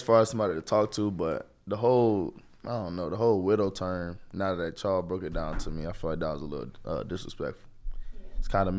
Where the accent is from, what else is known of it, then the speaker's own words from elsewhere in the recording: Florida, United States; I'm from Florida.